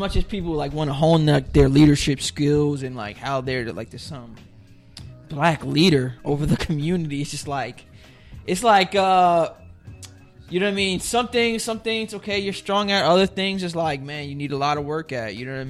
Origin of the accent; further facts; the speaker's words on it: Newark, New Jersey, United States; And I'm from Newark.